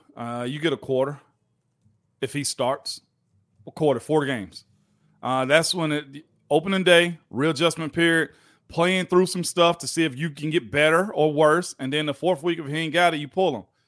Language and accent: English; Tennessee, United States; I'm from Tennessee